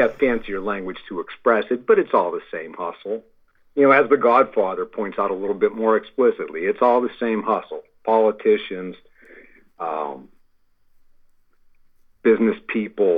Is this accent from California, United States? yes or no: no; Pittsburgh, Pennsylvania, United States; my hometown, Pittsburgh, which is a famous steel town